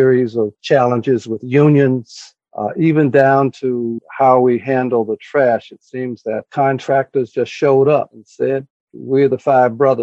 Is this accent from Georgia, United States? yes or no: yes; Atlanta, Georgia, United States; moved away; I grew up in Atlanta, Georgia, and I grew up during the civil rights movement.